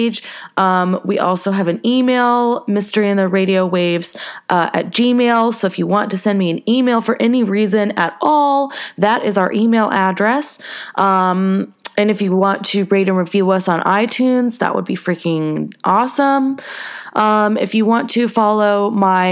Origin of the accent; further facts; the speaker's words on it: the South, United States; now in Los Angeles, United States; I'm from the South